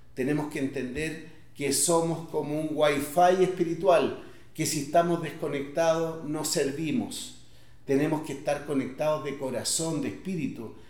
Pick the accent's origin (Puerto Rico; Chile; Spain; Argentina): Chile; Independencia, Santiago Metropolitan Region; los antiguos barrios en los cuales yo crecí, en Independencia